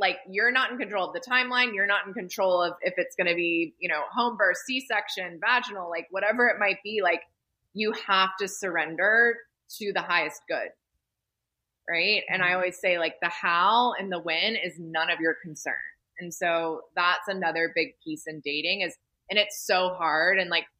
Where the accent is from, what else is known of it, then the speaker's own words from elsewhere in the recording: the South, United States; You know, I'm from the South, so, you know, all my friends have at least 3 kids by now.